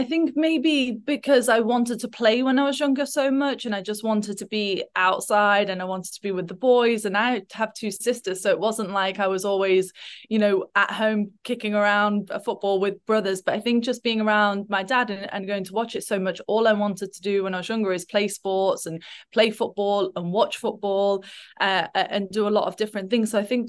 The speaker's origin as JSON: {"language": "English", "town": "Nottingham", "region": "East Midlands", "country": "United Kingdom", "tie": "born or raised there", "said": "I'm a massive Forest fan. I grew up in just outside of Nottingham and used to go every week with my dad."}